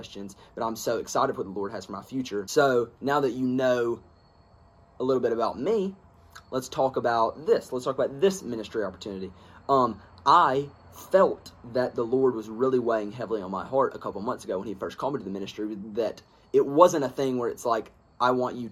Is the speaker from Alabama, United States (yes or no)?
yes; Alabama, United States; I am from Alabama